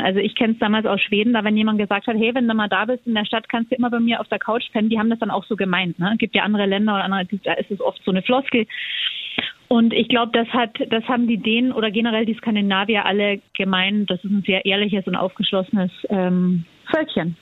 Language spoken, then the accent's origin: German; Austria; ich bin ja Österreicherin